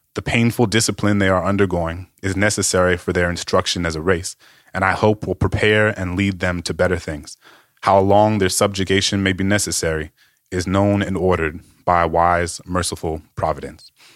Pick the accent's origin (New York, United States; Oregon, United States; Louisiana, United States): Louisiana, United States; growing up in Louisiana